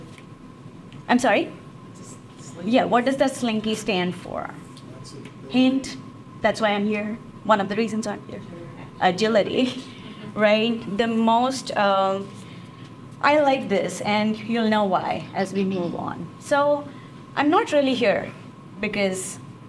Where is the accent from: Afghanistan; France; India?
India; moved away as an adult; now in United States; I'm originally from India, and the United States has been my home since the past 17 and a half years